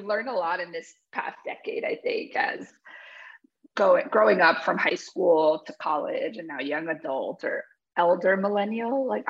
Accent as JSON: {"language": "English", "town": "Bridgewater", "region": "New Jersey", "country": "United States", "tie": "born or raised there", "also_born_or_lived": "Pennsylvania", "moved": "as an adult", "lives_now": "Wellington, United States", "said": "I'm from Bridgewater, New Jersey. That's where I grew up. My family's from Paraguay, currently in Wellington, Florida. We just moved here in December."}